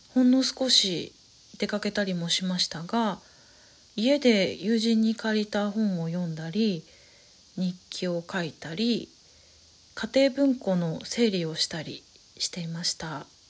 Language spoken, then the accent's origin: Japanese; Saitama, Japan; 埼玉育ちなんですけれども